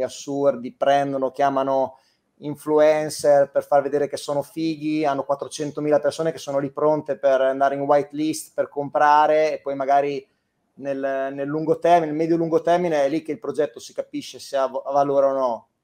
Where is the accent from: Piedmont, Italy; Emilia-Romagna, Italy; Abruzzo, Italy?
Emilia-Romagna, Italy; Rimini; vengo, sono di Rimini